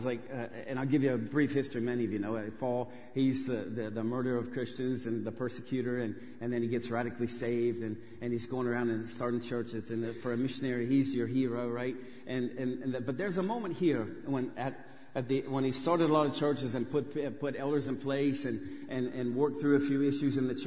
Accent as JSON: {"language": "English", "town": "Westerville", "region": "Ohio", "country": "United States", "tie": "born or raised there", "moved": "as an adult", "lives_now": "Saratov, Russia", "said": "I grew up here in Westerville, went to a good old Huber Ridge Elementary"}